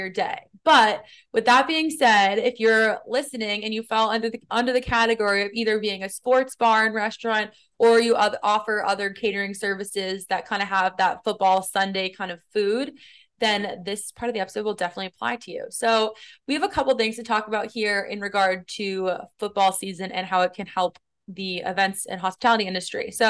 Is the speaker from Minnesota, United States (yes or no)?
no; Boston, Massachusetts, United States; moved away as an adult; now in New York City, United States